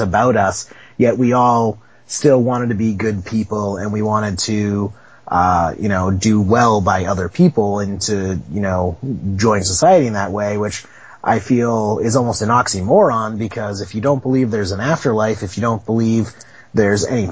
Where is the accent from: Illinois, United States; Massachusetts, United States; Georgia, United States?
Massachusetts, United States; Boston; I'm born and raised in Boston